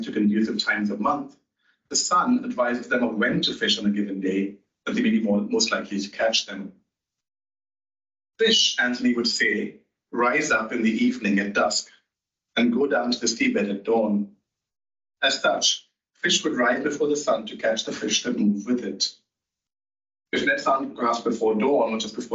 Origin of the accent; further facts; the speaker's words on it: Mumbai, Maharashtra, India; now in England; Growing up in Mumbai, we learned about the importance of what we called in English Coconut Day in city schools